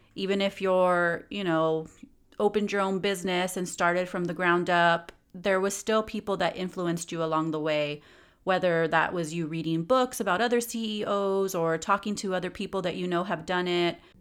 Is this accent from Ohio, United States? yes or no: no; San Gabriel Valley, California, United States; also born or lived in East Los Angeles, California / Spain / Inland Empire, California; now in Ontario, United States; growing up in the San Gabriel Valley for most of my life